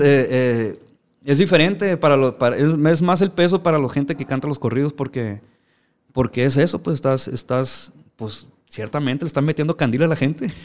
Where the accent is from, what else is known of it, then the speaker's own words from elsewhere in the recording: Ciudad Obregón, Sonora, Mexico; moved away as an adult; also born or lived in Los Angeles, California / Badiraguato, Sinaloa; now in United States; yo que crecí en Obregón, pues estamos pues, ciertamente pegados aquí a Sinaloa